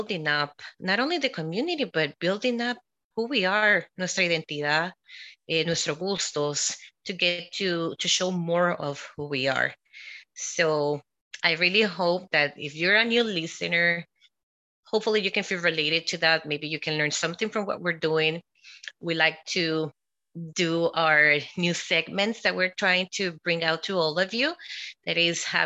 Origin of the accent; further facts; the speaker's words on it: Guatemala; moved away; also born or lived in El Salvador; And I was born in El Salvador and I was raised in Guatemala.